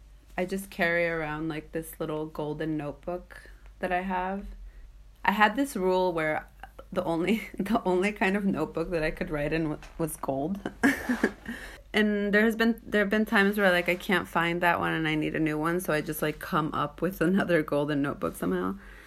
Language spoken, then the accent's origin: English; Pompano Beach, Florida, United States; moved away as an adult; also born or lived in Japan / New York; now in Norway; growing up in South Florida